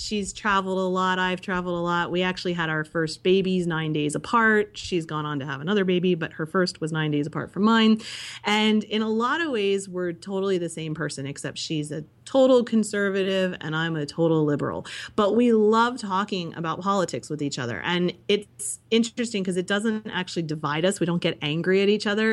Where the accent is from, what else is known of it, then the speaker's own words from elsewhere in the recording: United States; I grew up in Amish country